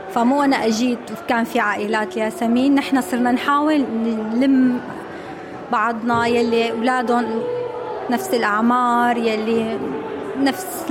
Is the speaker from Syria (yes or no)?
yes; Syria; moved away as an adult; now in Australia; جايين من سوريا صلنا هون سبع سنين